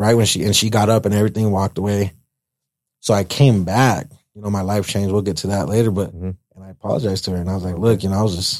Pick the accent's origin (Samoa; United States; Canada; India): United States; Greeley, Colorado; also born or lived in Uvalde, Texas; growing up in the Deltas